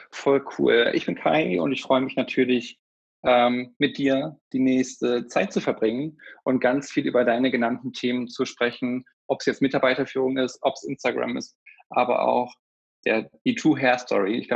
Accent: North Rhine-Westphalia, Germany; born there; gebürtig bin ich aus der Nähe von Paderborn. Ich nenne es aber auch Paderboring.

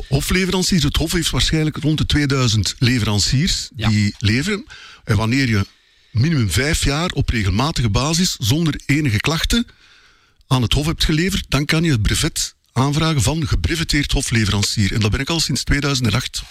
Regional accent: Belgium; wij als Belgen

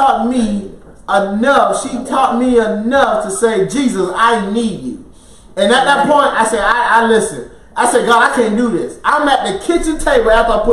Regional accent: Florida, United States; moved away; also born or lived in Alaska; we're originally from Florida

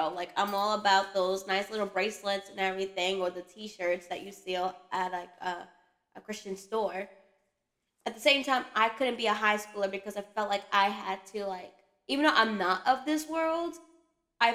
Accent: Long Island, New York, United States; I'm from Long Island

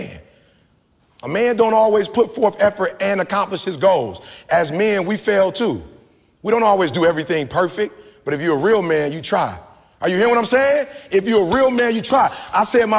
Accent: Detroit, Michigan, United States; I'm from the D. My people worked at Ford, GM, and Chrysler.

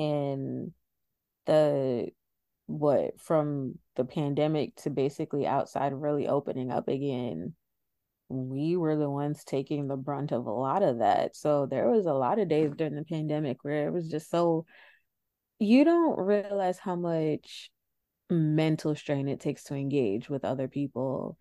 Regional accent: New York City, New York, United States; accent: New York; I'm from New York

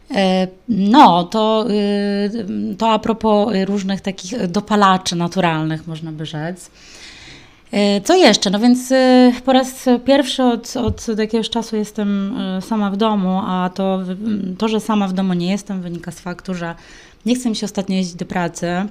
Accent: Warsaw, Masovian Voivodeship, Poland; moi rodzice też nie pochodzą oryginalnie z Warszawy, oni bardziej skupiali się na tym, żeby się czegoś w tej Warszawie dorobić

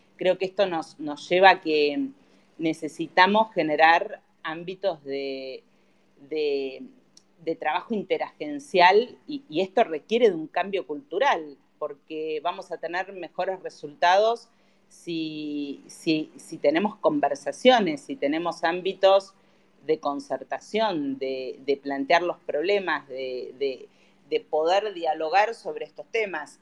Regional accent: Argentina; como argentinos

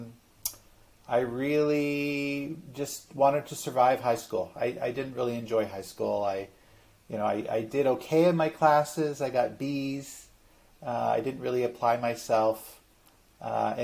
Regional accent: Vancouver, British Columbia, Canada; I grew up in Vancouver, British Columbia, Canada

